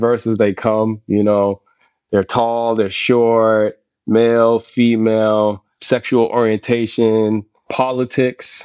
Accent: Boston, Massachusetts, United States; moved away; also born or lived in Brooklyn, New York / Harlem, New York / Bronx, New York; my hometown as well in Boston

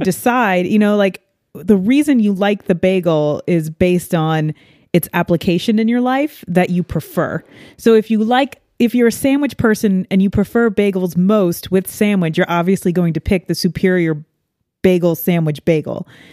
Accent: New York, United States; being a New Yorker in, um, you know, the, the corn heartland

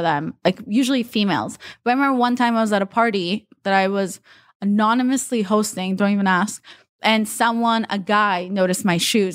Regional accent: Israel; English is a second language; also born or lived in Russia; now in United States; I'm from Russia. I was raised in Israel, and then we won the green card lottery and moved to the U S.

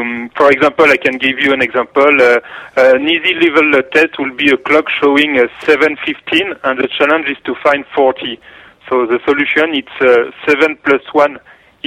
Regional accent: Paris, Île-de-France, France; English is a second language; I have a strong accent, so you can hear that I'm from Paris.

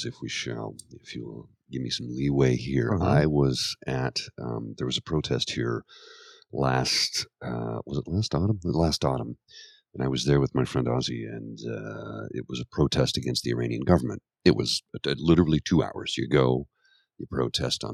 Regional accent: Canada; born or raised there

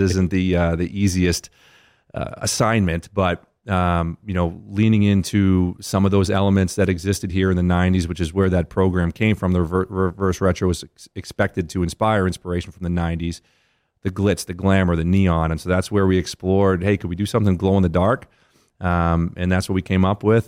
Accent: Boston, Massachusetts, United States; moved away as an adult; now in Las Vegas, United States; growing up in Boston

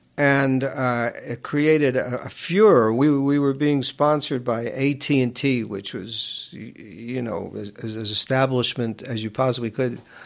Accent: New York City, New York, United States; I grew up in Queens

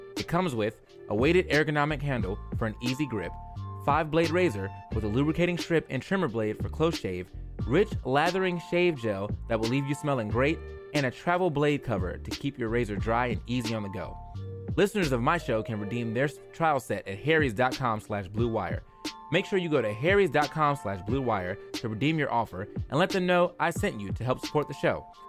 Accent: United States; me being an American

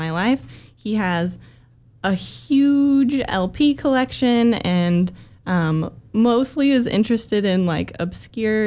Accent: Utah, United States; I grew up in Utah in a very small conservative town

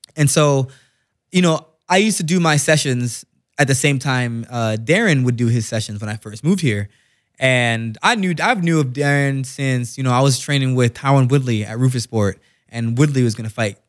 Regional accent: Jamaica; I'm Jamaican, so Wagwan means what's going on

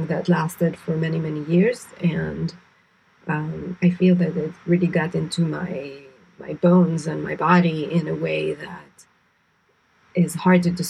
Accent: Israel; moved away as an adult; also born or lived in New York; I grew up in Israel, so I grew up experiencing all kinds of shocking events and scary events

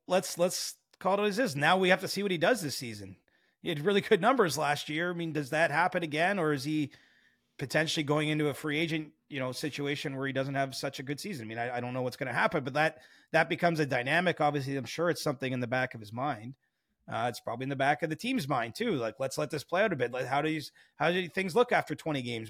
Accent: Cobourg, Ontario, Canada; I'm from Coburg. I haven't, I don't exactly make a secret of where I'm from

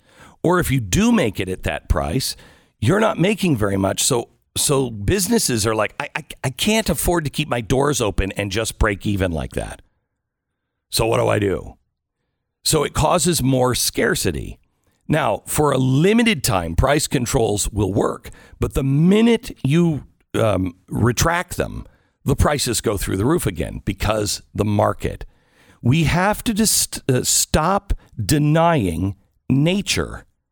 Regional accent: Pacific Northwest, United States; I grew up in the Pacific Northwest, so I'm used to that kind of weather and everything else.

